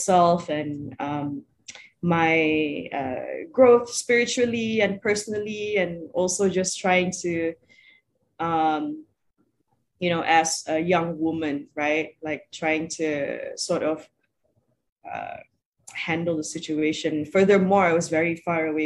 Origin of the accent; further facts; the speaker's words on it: Sarawak, Malaysia; I'm originally from Sarawak